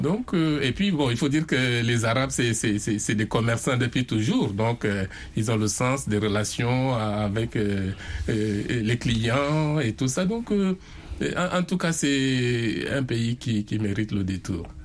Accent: Garoua, North, Cameroon; moved away; j'ai vécu, j'ai grandi à Garoua, qui est dans le nord du Cameroun

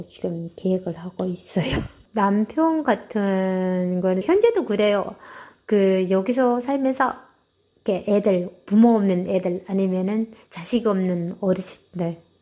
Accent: North Korea; moved away as an adult; also born or lived in South Korea; now in San Jose, United States; 제가 북한 사람이라 하니까

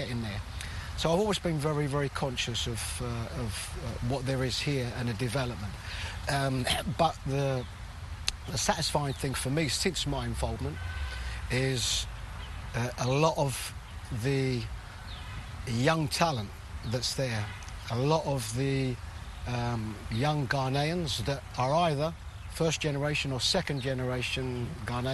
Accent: London, United Kingdom; I was born and brought up in London, England.

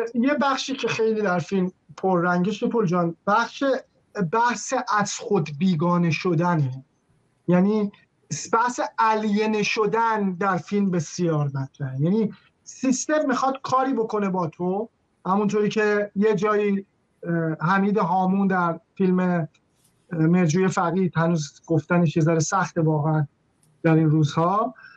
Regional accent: Iran; moved away; هویت ما به عنوان یک ایرانیه

